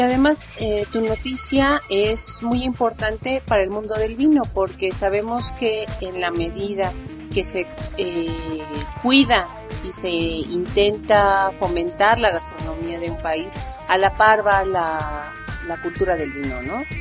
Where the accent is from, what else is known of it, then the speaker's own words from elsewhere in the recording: Mexico; a nosotros como mexicanos